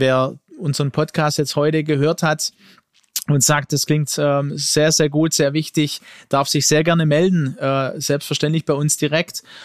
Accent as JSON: {"language": "German", "country": "Germany", "tie": "born or raised there", "said": "ich bin in Deutschland geboren mit Migrationshintergrund"}